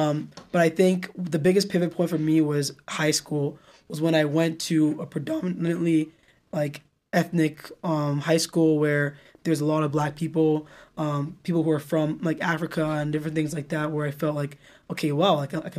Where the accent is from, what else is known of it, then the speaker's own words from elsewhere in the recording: United Kingdom; accent: British; So like, you know, so I would use my British accent, but I remember like going to bed, like thinking, oh, like if we're staying here, my accent is going to change.